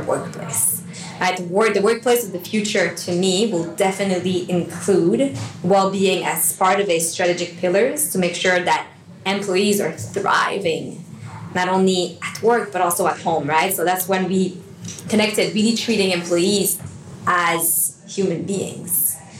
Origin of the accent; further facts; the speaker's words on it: Montreal, Quebec, Canada; moved away as an adult; now in Sydney, Australia; I'm from Montreal. Uh, my fiance and I moved to Sydney about six years ago now